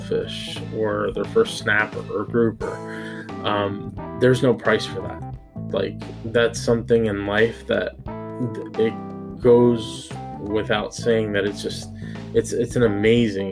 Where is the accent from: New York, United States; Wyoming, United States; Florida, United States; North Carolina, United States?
Florida, United States; South; also born or lived in Cuba; I grew up bass fishing around Florida